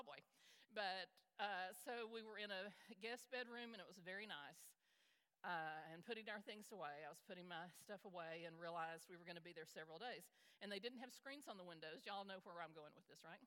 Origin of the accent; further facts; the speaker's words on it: Dallas, Texas, United States; I grew up in Dallas, Texas